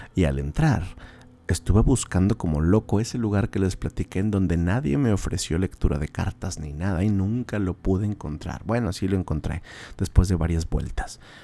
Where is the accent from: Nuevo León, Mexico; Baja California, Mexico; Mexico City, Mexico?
Nuevo León, Mexico; Monterrey; esta región de Monterrey, las personas nativas de aquí, como su servilleta